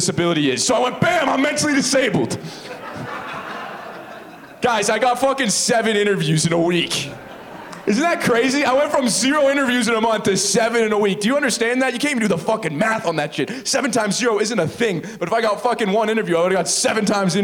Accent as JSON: {"language": "English", "town": "Oakville", "region": "Ontario", "country": "Canada", "said": "I'm from Oakville."}